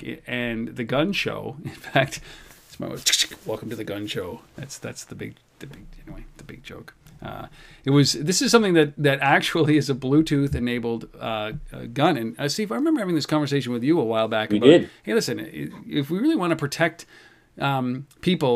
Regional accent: Canada; I'm Canadian.

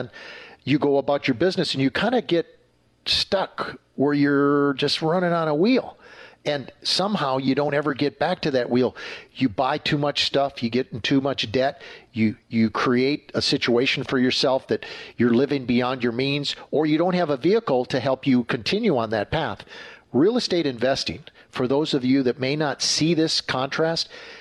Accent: Green Bay, Wisconsin, United States; I grew up in the Green Bay area

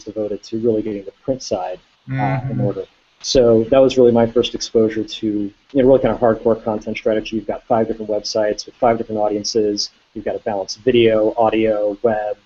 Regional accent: Baltimore County, Maryland, United States; also born or lived in Columbia, Maryland; I was born in Columbia, Maryland, and grew up in Baltimore County, but really from Hopkins on, I lived right in Baltimore City

